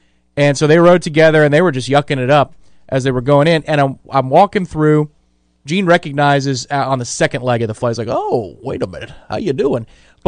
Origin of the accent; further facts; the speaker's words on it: Tampa, Florida, United States; I grew up in Tampa